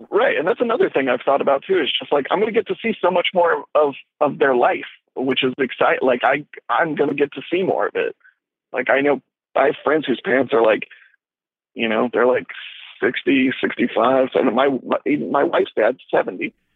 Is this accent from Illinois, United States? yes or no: no; Louisiana, United States; moved away; we're from Louisiana